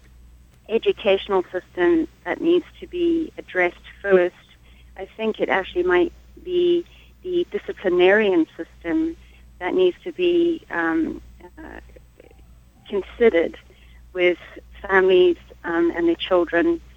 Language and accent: English; Harare, Zimbabwe; I was brought up in Harare